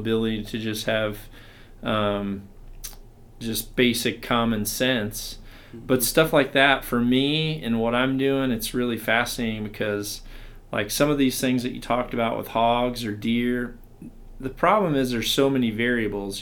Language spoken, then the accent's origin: English; Mississippi, United States; growing up in Mississippi